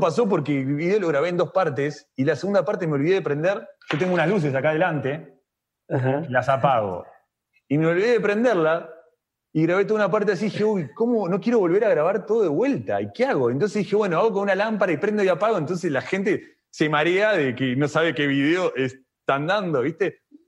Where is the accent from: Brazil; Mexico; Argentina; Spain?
Argentina; nací en Argentina